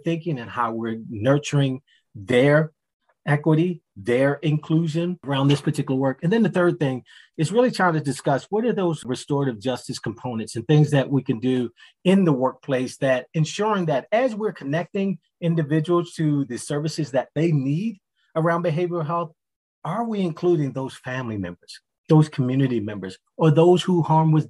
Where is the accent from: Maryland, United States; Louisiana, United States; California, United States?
Maryland, United States; Baltimore; moved away; also born or lived in Philadelphia, Pennsylvania / Delaware; growing up in Baltimore, then moving to Philadelphia